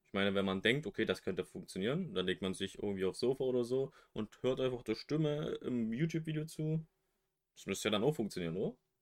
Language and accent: German; West Germany, Germany; now in East Germany; bin geborener Wessi, wohne jetzt im Osten